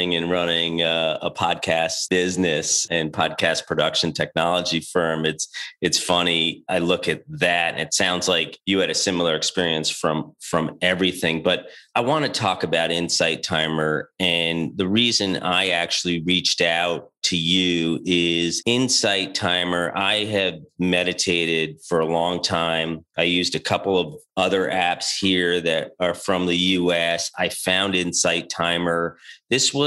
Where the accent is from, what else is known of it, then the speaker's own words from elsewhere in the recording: New York, United States; moved away as an adult; also born or lived in Boston; I'm from New York